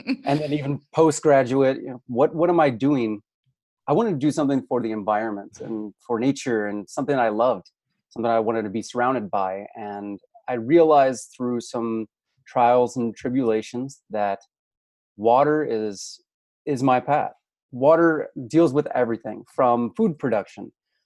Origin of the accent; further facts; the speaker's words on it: St. Louis, Missouri, United States; accent: Midwest; I'm originally from the Midwest